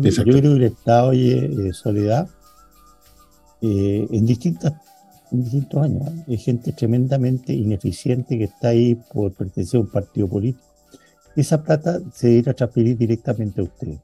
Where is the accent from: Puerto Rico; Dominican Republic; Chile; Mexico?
Chile; como chileno, como chileno